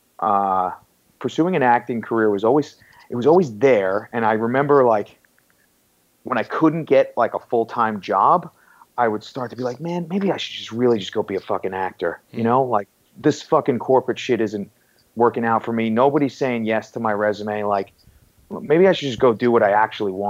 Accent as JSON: {"language": "English", "town": "Farmingdale", "region": "New York", "country": "United States", "tie": "born or raised there", "also_born_or_lived": "Oneonta, New York", "said": "I grew up in Farmingdale, New York, eastern end of Nassau County in Long Island"}